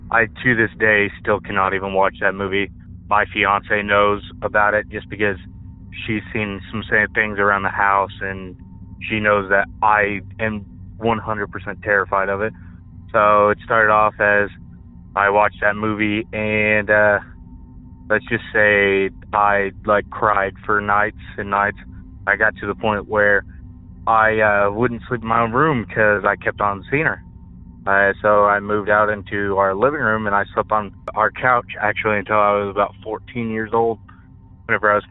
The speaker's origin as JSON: {"language": "English", "town": "Joplin", "region": "Missouri", "country": "United States", "said": "I'm from Joplin, Missouri"}